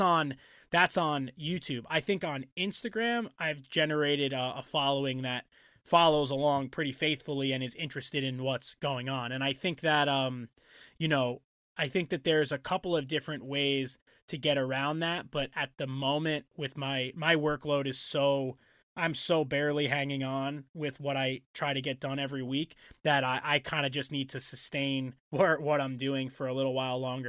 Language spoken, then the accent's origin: English; New York and Long Island, United States; growing up in New York and Long Island